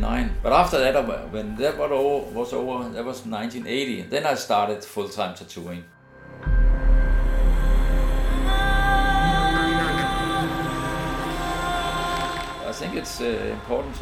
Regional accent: Randers, Central Denmark Region, Denmark; English is a second language; I'm born in Randers

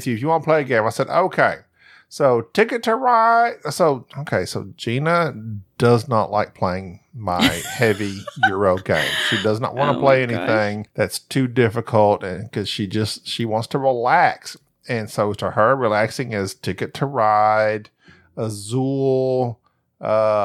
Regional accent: United States; growing up in America

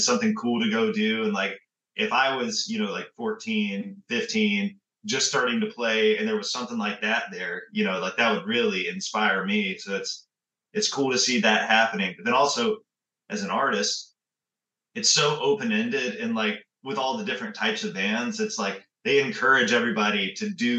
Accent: Sanford, North Carolina, United States; growing up in Sanford

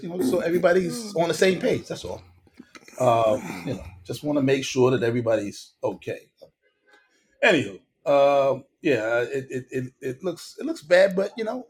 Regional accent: New York City, New York, United States; as a New Yorker, I ride the subways all the time.

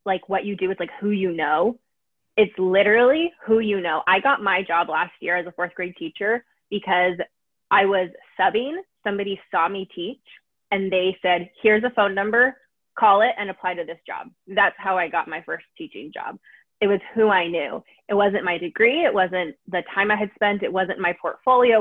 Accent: San Diego, California, United States; I grew up in San Diego my whole life. I still live here

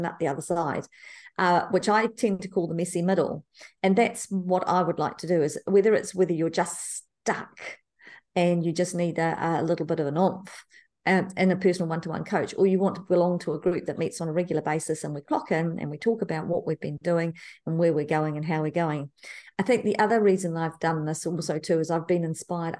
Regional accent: New Zealand; I was born in New Zealand, Te Kapuna, New Zealand, not far from Moanga Pupuki

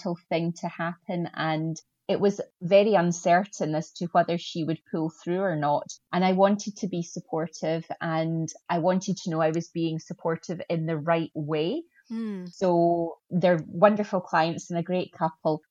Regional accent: Scotland, United Kingdom; accent: Scottish; also born or lived in Glasgow, Scotland; A lot of people may have recognized the accent as being Scottish.

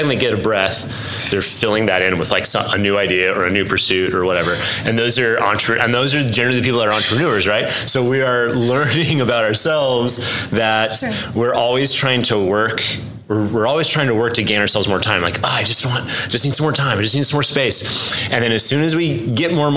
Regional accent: Denver, Colorado, United States; moved away as an adult; also born or lived in Southern California; now in Oklahoma City, United States; I was born in Southern California, and my family, when I was like 8, moved to Denver, and so I grew up out there

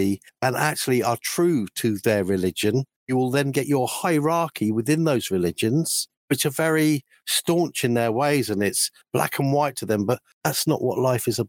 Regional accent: London, United Kingdom; growing up in London

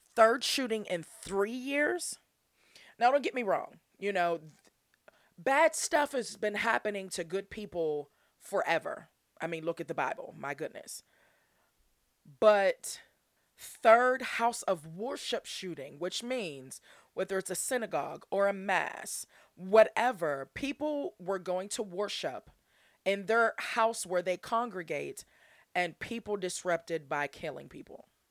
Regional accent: Pittsburgh, Pennsylvania, United States; I'm from Pittsburgh, P A, uh, born and raised all my life.

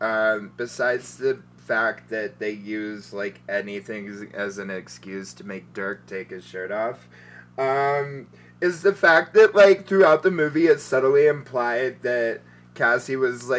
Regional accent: Texas, United States; I was born in Texas

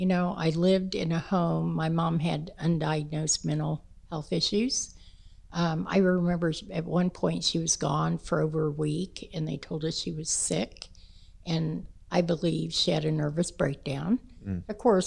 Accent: Kansas City, Kansas, United States; Oh, we moved out to 81st Street then in Wyandotte County.

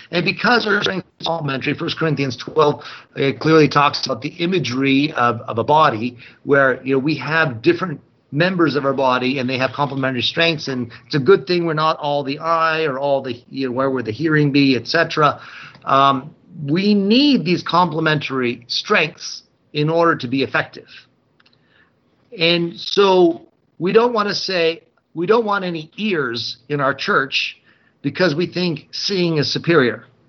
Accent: United States; We here, as the Apostolic Christian Church, as American Christians

